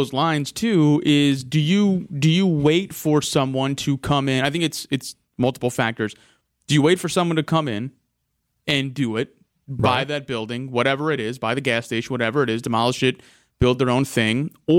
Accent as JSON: {"language": "English", "town": "St. Louis", "region": "Missouri", "country": "United States", "tie": "born or raised there", "said": "I grew up in North County in St. Louis. Not awesome place to live."}